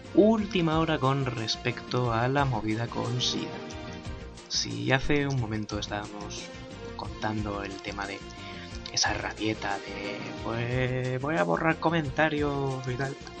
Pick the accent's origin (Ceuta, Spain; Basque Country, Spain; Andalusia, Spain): Basque Country, Spain; Soy vasco. Somos gente nacida para esto.